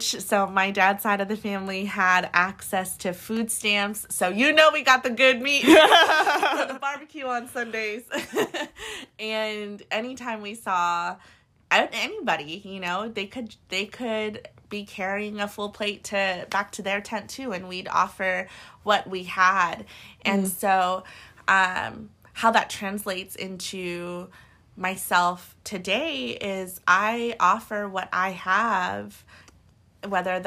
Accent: Hawaii, United States; moved away; I'm from Hawaii

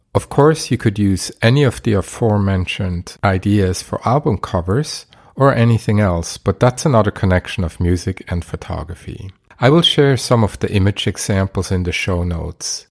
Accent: Basel, Basel-Stadt, Switzerland; my hometown, Basel

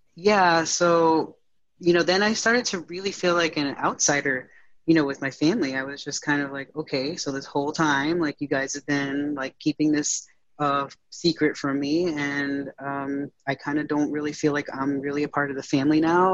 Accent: Connecticut, United States; moved away as an adult; now in Northern Virginia, United States; I'm um, originally from uh, Connecticut, so I moved from Connecticut to uh, Northern Virginia

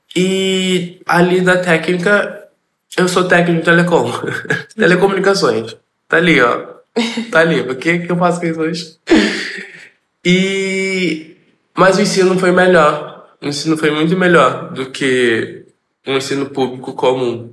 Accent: Rio de Janeiro, Brazil; sou da favela do Jacaré, vim da favela do Jacaré, moro na favela do Jacaré

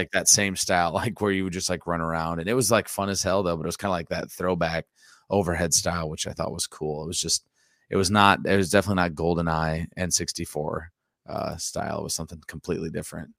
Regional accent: near Dyersville, Iowa, United States; I grew up, like, basically twelve minutes from there

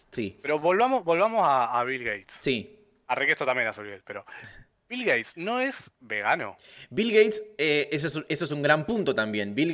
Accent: Córdoba, Argentina; es con la vacuna o el paracetamol o algo, o que soy cordobés

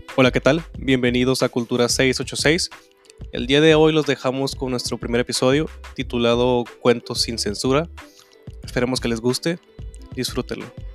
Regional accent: Mexicali, Baja California, Mexico; yo soy de México

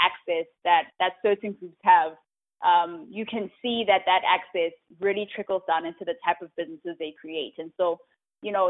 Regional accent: Johannesburg, Gauteng, South Africa; moved away as an adult; also born or lived in Charlotte, North Carolina; now in United States; I'm from South Africa. I grew up in Johannesburg, and I came to the U.S. 6 years ago for school

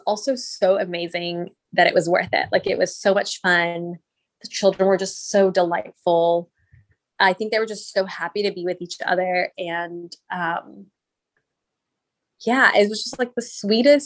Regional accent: Texas, United States; I'm Indian, but I was born and raised in Texas

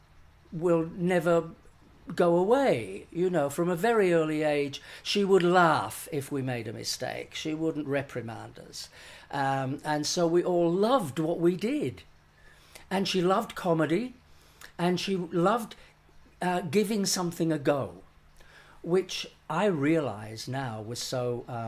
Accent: Leeds, Yorkshire and the Humber, United Kingdom; Leeds, my hometown

